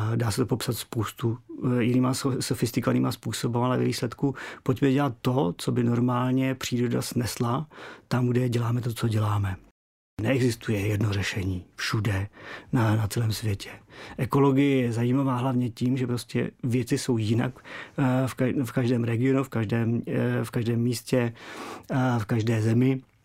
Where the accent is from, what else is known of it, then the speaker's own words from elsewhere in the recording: Czechia; u nás v Čechách